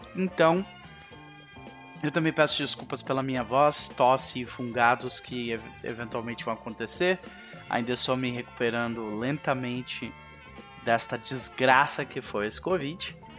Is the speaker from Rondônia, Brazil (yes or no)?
no; Viamão, Rio Grande do Sul, Brazil; Na época eu morava em Viamão com a minha família